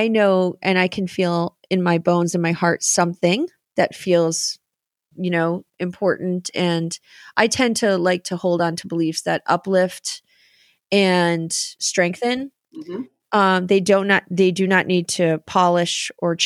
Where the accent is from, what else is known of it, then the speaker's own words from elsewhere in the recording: Boston, Massachusetts, United States; Those of us from Boston